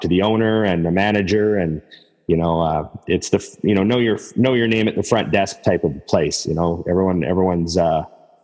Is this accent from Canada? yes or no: yes; Edmonton, Alberta, Canada; moved away as an adult; now in Vancouver, Canada; I'm from Edmonton where Trevor and I used to know each other